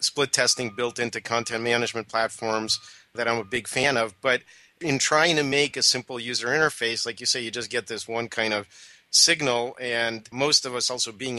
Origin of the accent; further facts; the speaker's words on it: Moscow, Russia; now in United States; where I was born in Moscow, Russia